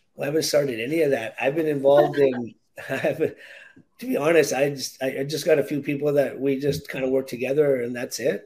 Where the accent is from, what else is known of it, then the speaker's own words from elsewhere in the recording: Victoria, British Columbia, Canada; also born or lived in Williams Lake, British Columbia; I was uh, born and raised in Victoria, BC, in Canada